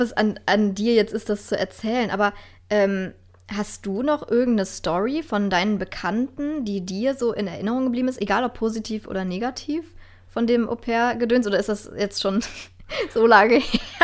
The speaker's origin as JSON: {"language": "German", "country": "Germany", "said": "als Deutscher oder Europäer"}